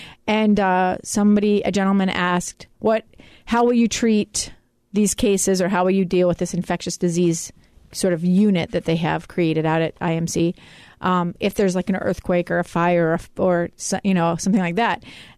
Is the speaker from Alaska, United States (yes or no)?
yes; Alaska, United States; Well, I grew up in Alaska, so I had experienced it before.